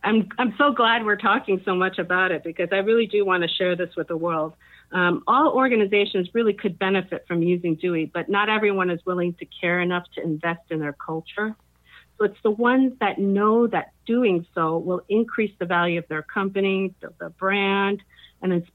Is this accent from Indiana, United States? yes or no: no; New Jersey, United States; now in Silicon Valley, United States; I'm originally from New Jersey. I lived in a number of different places and traveled extensively. But we're now based in Silicon Valley, California